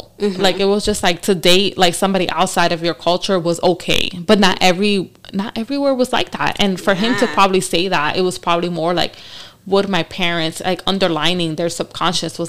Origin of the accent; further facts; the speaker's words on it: New York City, New York, United States; now in Seattle area, United States; growing up in the Bronx